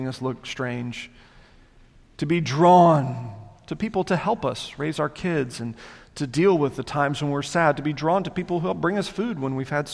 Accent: the South, United States; I'm a child of this area. I grew up in the South.

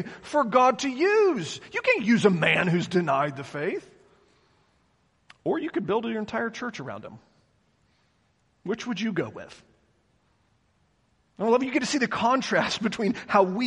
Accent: the South, United States; I was raised in the South.

